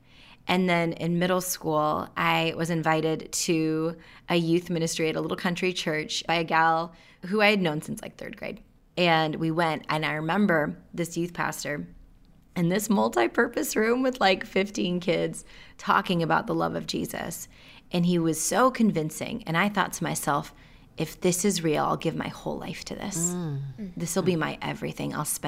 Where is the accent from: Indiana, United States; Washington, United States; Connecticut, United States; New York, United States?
Washington, United States; rural; also born or lived in India; I'm East Indian, and I was adopted just shy of my second birthday. Mm-hmm. And growing up in rural Washington, where I didn't meet another person of color until I was in middle school